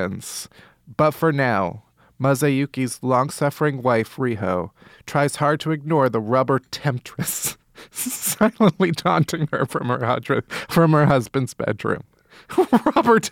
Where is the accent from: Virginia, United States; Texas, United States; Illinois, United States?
Illinois, United States; Chicago; I grew up in Chicago.